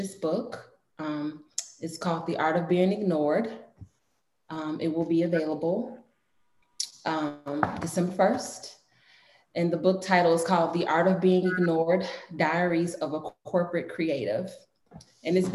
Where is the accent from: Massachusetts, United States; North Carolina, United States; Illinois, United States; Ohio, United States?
Illinois, United States; Chicago; On the south side of Chicago. Southeast side, to be exact.